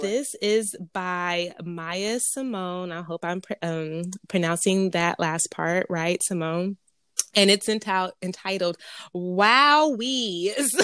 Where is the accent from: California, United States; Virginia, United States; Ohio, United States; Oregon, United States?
California, United States; Pomona; I was raised in Pomona, P-Town, California